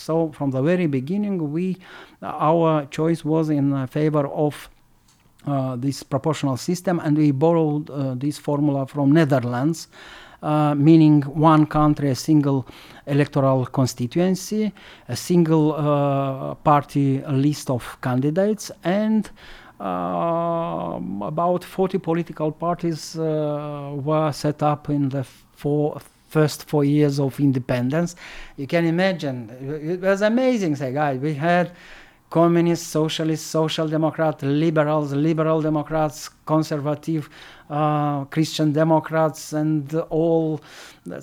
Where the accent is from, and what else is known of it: Moldova